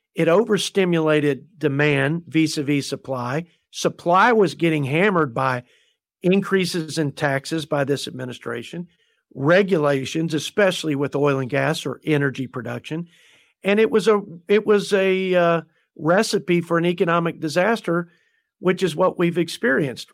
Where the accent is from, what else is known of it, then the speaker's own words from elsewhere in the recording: Plainview, Texas, United States; my hometown, the Plainview Bulldogs are, uh, part of the district.